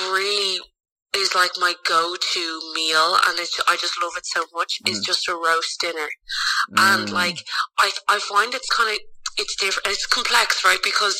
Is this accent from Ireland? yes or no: yes; Ireland; So mom's Indian, dad's Pakistani, and then I grew up in Ireland.